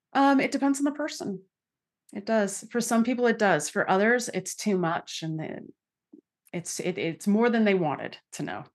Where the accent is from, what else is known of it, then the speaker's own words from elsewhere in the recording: Santa Clara, California, United States; I grew up in santa clara california